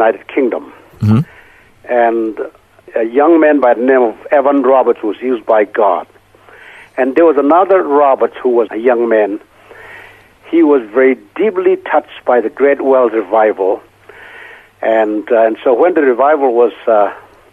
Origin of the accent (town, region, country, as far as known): North-eastern India, Manipur, India; born or raised there; moved away